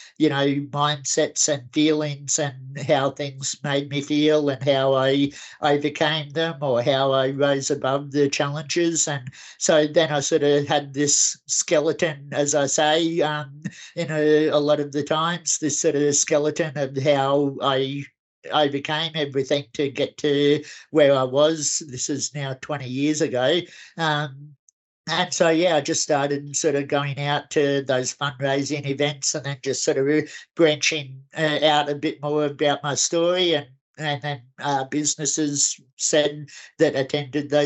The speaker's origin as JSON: {"language": "English", "town": "Kingaroy", "region": "Queensland", "country": "Australia", "tie": "born or raised there", "moved": "yes", "lives_now": "Brisbane, Australia", "said": "back in my hometown of Kingaroy"}